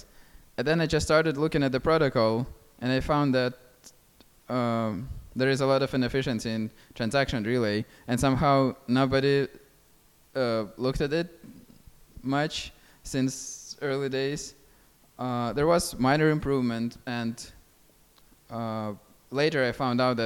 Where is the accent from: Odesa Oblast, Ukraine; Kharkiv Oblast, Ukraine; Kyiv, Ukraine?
Kharkiv Oblast, Ukraine; Kharkiv; my hometown, which my hometown is Kharkiv